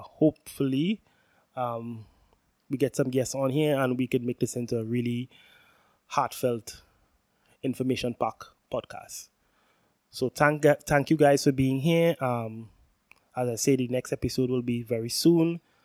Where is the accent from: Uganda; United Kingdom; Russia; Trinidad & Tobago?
Trinidad & Tobago; I'm from Trinidad and Tobago, for who, those who know, which is the most southerly island in the Caribbean